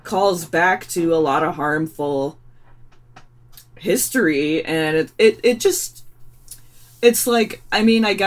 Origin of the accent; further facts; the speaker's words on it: Michigan, United States; I'm from Michigan